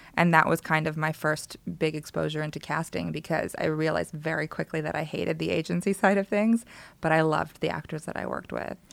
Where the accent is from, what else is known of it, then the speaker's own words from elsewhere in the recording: Los Angeles, California, United States; also born or lived in Palmdale; I was born in Los Angeles and stayed here for a little bit, and then my family moved out to Palmdale, Um, but my grandparents lived in Koreatown, so I was here all the time.